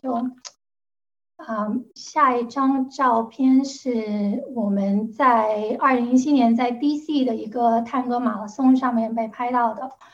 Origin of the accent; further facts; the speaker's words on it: Guangzhou, Guangdong, China; Chinese is a second language; moved away as an adult; now in United States; 大家听得出来我是广州人，所以我的普通话讲得不好